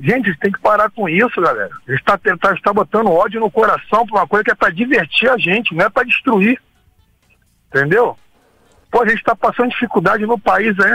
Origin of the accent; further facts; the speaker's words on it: Brazil; A gente é brasileiro